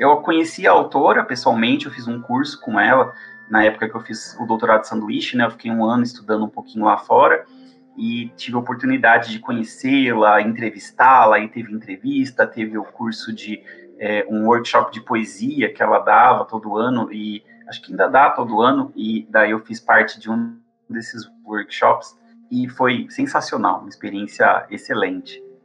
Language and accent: Portuguese; São Paulo, Brazil; moved away as an adult; now in Campo Grande, Brazil; eu sou originalmente de São Paulo, mas eu vim aqui para Campo Grande, no Mato Grosso do Sul